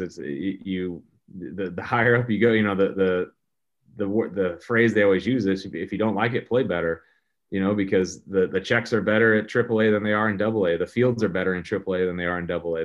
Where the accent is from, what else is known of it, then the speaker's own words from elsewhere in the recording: St. Louis, Missouri, United States; growing up as a kid here in Saint Louis